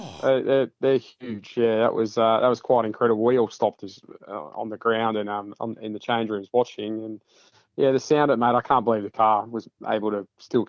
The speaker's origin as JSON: {"language": "English", "area": "Adelaide Hills", "region": "South Australia", "country": "Australia", "tie": "born or raised there", "said": "I grew up in the Adelaide Hills."}